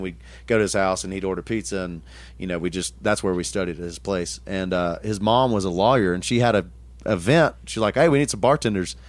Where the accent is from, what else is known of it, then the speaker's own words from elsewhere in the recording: Tullahoma, Tennessee, United States; I grew up in, in Middle Tennessee. Um, Tullahoma, Tennessee was the town